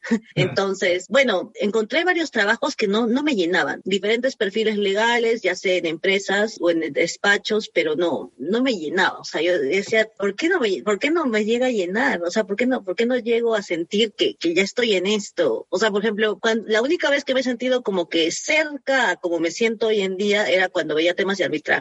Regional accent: Arequipa, Peru; moved away as an adult; also born or lived in Lima; Yo soy de Arequipa, al, sur del Perú

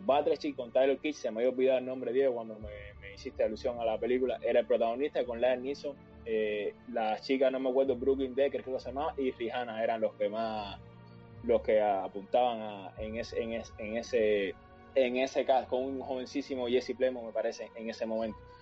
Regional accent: Cuba; cuando era pequeño, sí, en Cuba

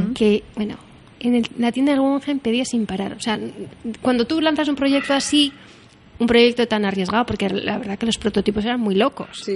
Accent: Bilbao, Basque Country, Spain; Somos de Bilbao

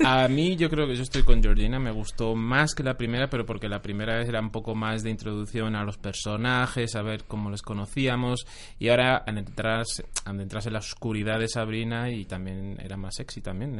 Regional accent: Jaén, Andalusia, Spain; yo soy de Jaén

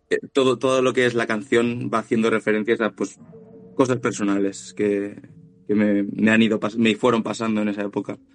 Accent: Valencia, Valencian Community, Spain; somos de aquí de Valencia de toda la vida y franceses fueron algunos antepasados, pero ya muy lejanos.

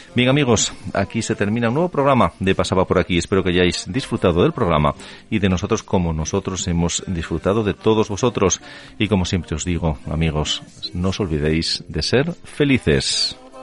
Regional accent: Asturias, Spain; como somos los asturianos

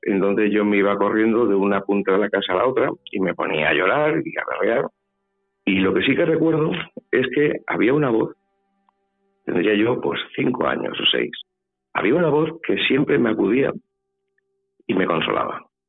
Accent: Valencia, Valencian Community, Spain; also born or lived in Puertollano / Almodóvar del Campo / Ciudad Real; Yo soy nacido en Puerto Llano la familia mía es de Almodóvar. Pero claro, yo me he criado en Valencia

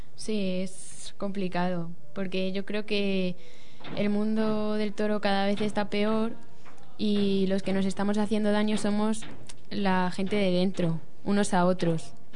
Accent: Toledo, Castilla-La Mancha, Spain; soy de Toledo

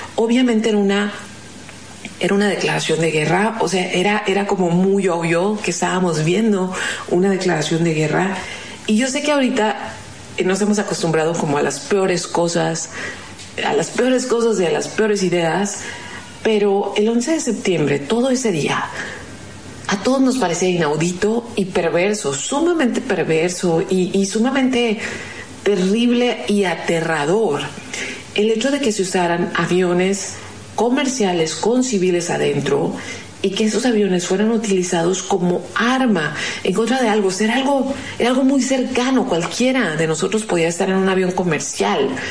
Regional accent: Mexicali, Baja California, Mexico; nosotros somos fronterizos, los que vivimos aquí en Mexicali

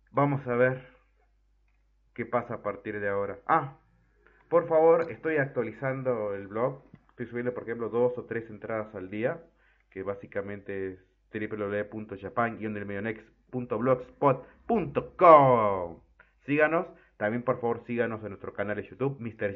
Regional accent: Argentina; en mi país, en Argentina

